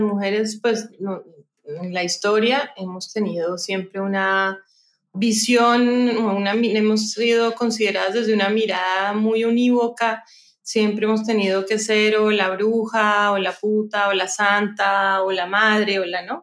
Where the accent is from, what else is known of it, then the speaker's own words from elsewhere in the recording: Cali, Valle del Cauca, Colombia; yo pues nací en Cali, y soy la menor de cuatro hermanas